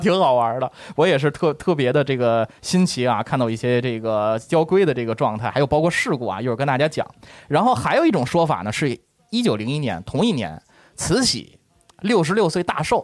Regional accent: Beijing, China; 小时候我在那儿长大的

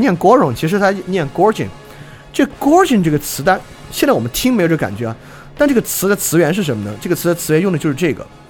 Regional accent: Sichuan, China; 我老家四川的嘛

